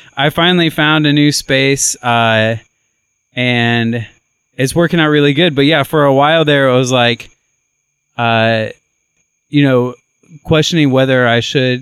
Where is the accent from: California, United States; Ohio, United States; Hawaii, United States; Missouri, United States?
Ohio, United States; now in Nashville, United States; I grew up in Ohio